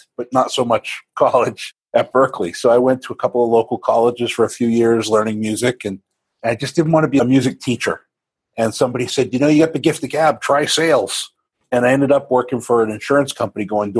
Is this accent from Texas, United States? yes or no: no; Maine, United States; Grew up in Maine, of all places